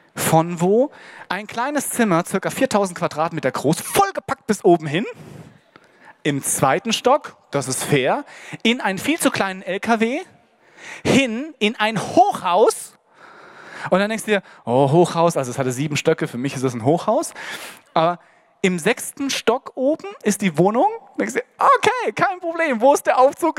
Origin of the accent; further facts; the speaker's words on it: Hesse, Germany; Bei uns in Hessen